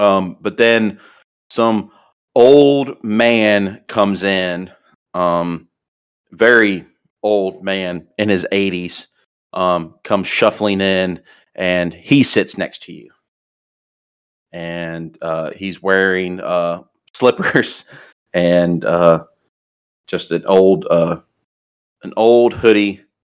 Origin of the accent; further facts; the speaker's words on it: New Orleans, Louisiana, United States; I am from New Orleans, Louisiana. Graduated from Louisiana State University.